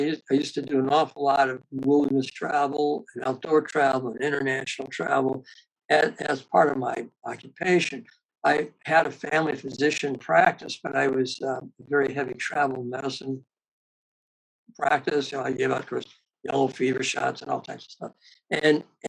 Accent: Gary, Indiana, United States; I was raised in Gary, Indiana, which is a steel working area of northern Indiana.

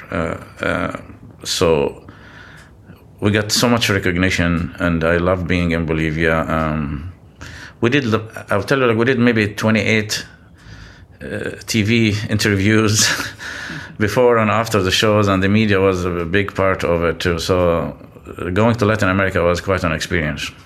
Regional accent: Lebanon; also born or lived in Gulf region; now in San Francisco Bay Area, United States; growing up in Lebanon

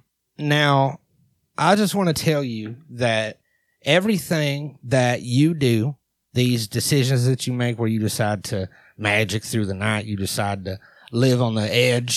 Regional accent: Texas, United States; born there; we got myself, which is a down-home country. I was born in Texas.

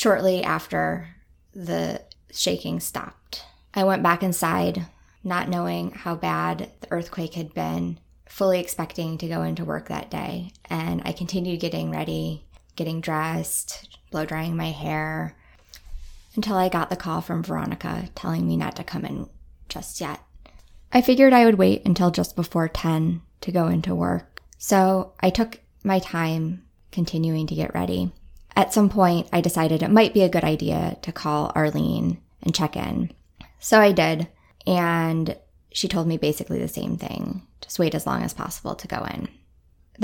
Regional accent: Midwest, United States; now in Anchorage, United States; I grew up in the Midwest

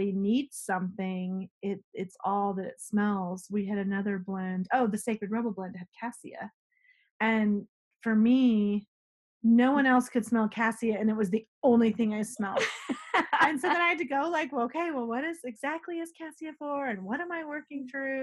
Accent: Colorado, United States; I was raised in Colorado

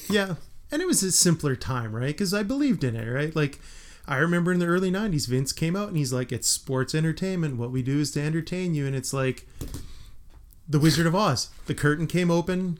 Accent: Western Canada, Canada; we are from Western Canada

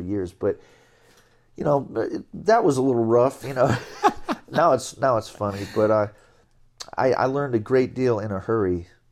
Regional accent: Binghamton, New York, United States; Binghamton was a, a lovely place to grow up and, and spend a, spend your childhood

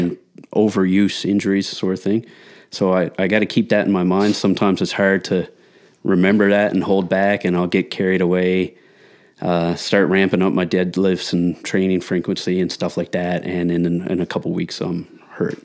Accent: Newfoundland and Labrador, Canada; moved away; I'm originally from Newfoundland, and, uh, shift worker, family man

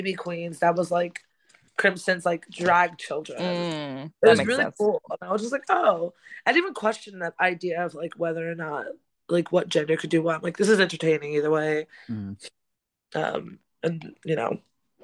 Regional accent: New York City, New York, United States; now in Brooklyn, United States; I'm from the South Bronx. Born and raised

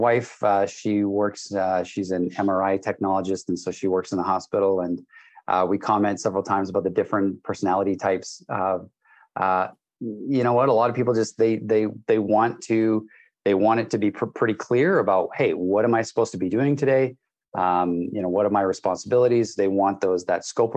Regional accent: Canada; also born or lived in British Columbia, Canada; I am Canadian. I live in British Columbia, Canada

